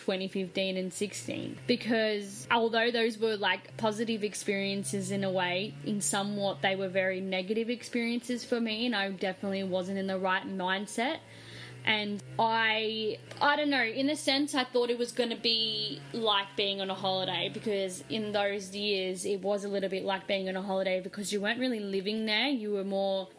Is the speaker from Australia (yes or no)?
yes; Australia; moved away as an adult; also born or lived in Los Angeles, United States; I was from Australia